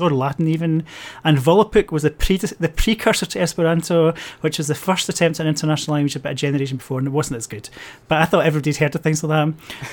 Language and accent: English; Glasgow, Scotland, United Kingdom; I grew up in Glasgow in the eighties